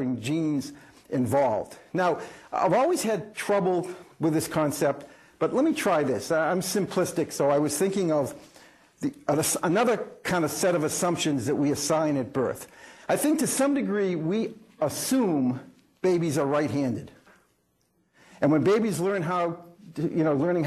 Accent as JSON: {"language": "English", "town": "Melrose", "region": "Massachusetts", "country": "United States", "tie": "born or raised there", "said": "When I was growing up in Melrose, Massachusetts, kind of blue collar, middle class"}